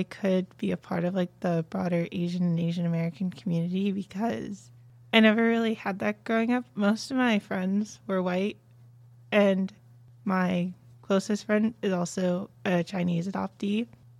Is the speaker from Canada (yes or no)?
no; Kazakhstan; born there; oh, I was born in Kazakhstan. Like, you don't even know where that is.